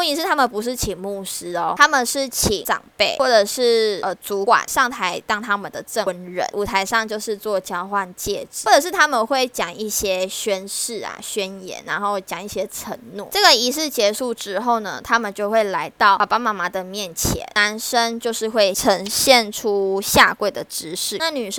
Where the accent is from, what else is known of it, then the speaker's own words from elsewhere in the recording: Taiwan; 不会像我们台湾人吃完嘛，然后他们就会去站在门口跟大家做送客。